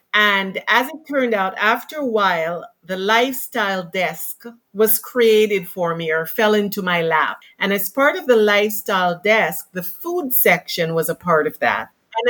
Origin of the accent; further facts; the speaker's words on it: Toronto, Ontario, Canada; moved away as an adult; now in Vancouver, Canada; so I grew up in Toronto, went to high school here, went to university here, and so on, to Vancouver at the end of 1997.